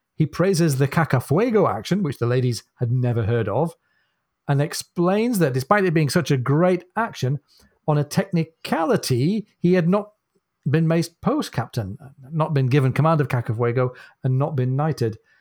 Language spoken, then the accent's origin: English; United Kingdom; as a Brit